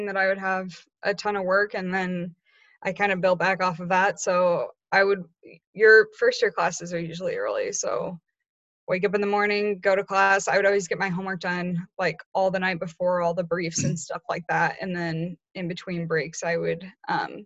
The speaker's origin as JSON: {"language": "English", "town": "Lincoln", "region": "Nebraska", "country": "United States", "said": "I'm going to be a 3L and I'm from Lincoln"}